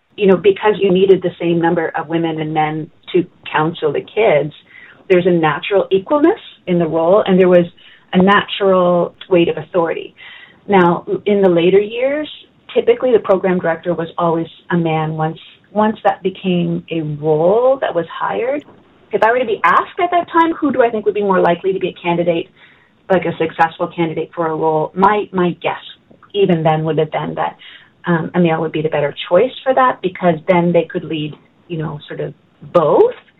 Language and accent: English; Halifax, Nova Scotia, Canada; I was born in Halifax, Nova Scotia my parents both attended Bedford Baptist Church, and so that's where I started life. Our family never moved